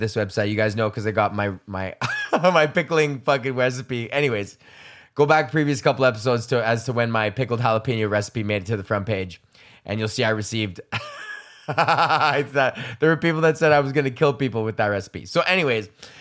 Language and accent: English; Edmonton, Alberta, Canada; I'm from Highlands, which is a neighborhood that is directly adjacent to fucking Beverly